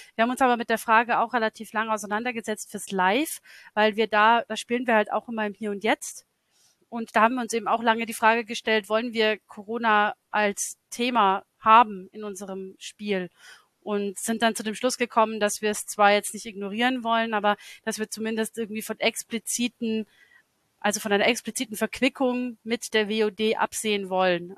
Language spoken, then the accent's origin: German; Lower Bavaria, Germany; das ist meine Heimatstadt, in der ich aufgewachsen bin. Das ist ganz anders, weil das ist natürlich so ein niederbayerisches Provinzkaff und nicht London.